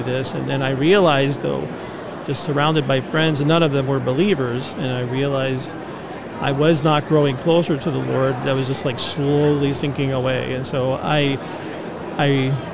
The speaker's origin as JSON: {"language": "English", "region": "Connecticut", "country": "United States", "tie": "born or raised there", "also_born_or_lived": "Pennsylvania / Grand Rapids, Michigan", "moved": "yes", "lives_now": "Phoenix, United States", "said": "I was born in Pennsylvania, I grew up in Connecticut, and then, you know, later on I moved to the Midwest"}